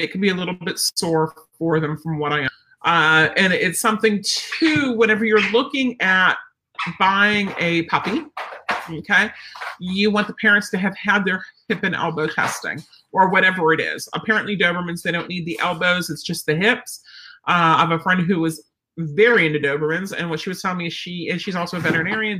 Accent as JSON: {"language": "English", "region": "Pennsylvania", "country": "United States", "said": "I'm from Pennsylvania"}